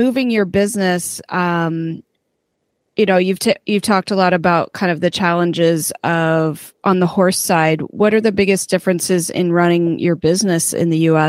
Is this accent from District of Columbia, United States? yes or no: no; Chicago, Illinois, United States; now in Florida, United States; I grew up in Chicago